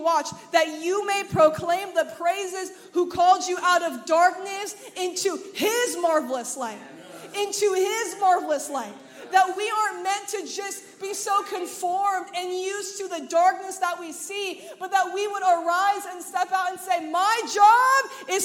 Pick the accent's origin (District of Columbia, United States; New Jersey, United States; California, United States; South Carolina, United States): California, United States; Anaheim; now in Memphis, United States; I'm from Anaheim, California